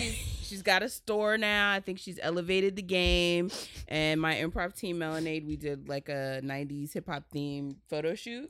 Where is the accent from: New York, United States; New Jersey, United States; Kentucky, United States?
New Jersey, United States; I was raised by my mom in Jersey